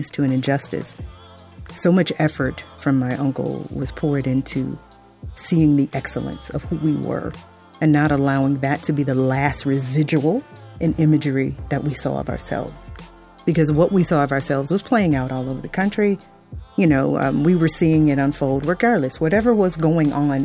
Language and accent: English; Fort Lauderdale, Florida, United States; I grew up in South Florida, Fort Lauderdale